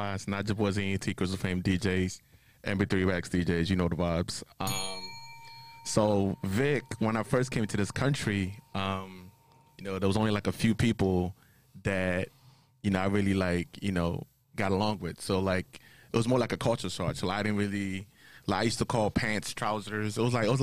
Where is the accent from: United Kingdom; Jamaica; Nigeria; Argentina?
Nigeria; now in United States; I was born in Nigeria. Came over to the States in 2001